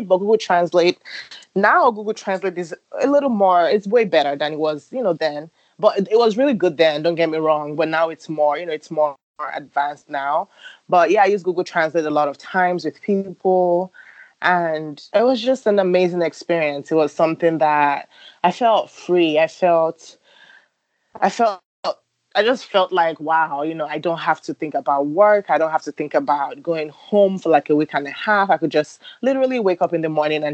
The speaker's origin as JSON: {"language": "English", "country": "Nigeria", "tie": "born or raised there", "moved": "as an adult", "lives_now": "Chicago, United States", "said": "growing up in Nigeria"}